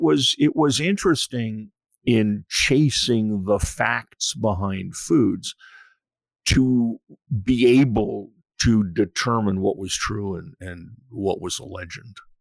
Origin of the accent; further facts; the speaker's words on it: Western Massachusetts, United States; moved away as an adult; also born or lived in New York; I was born in New York, grew up in Western Massachusetts